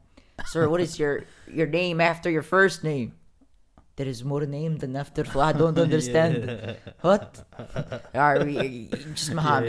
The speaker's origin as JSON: {"language": "English", "country": "United States", "tie": "born or raised there", "said": "I was born here, but I have dual citizenship with the U.S. and Palestine."}